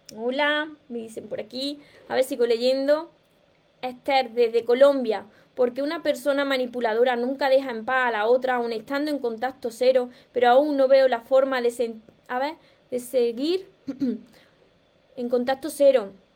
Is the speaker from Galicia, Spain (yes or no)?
no; Andalusia, Spain; accent: Andalusian; soy andaluza y además soy andaluza de las que tiene el acento muy marcado